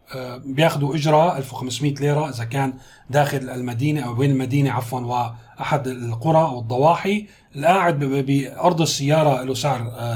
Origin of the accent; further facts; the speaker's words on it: Syria; كلنا كسوريين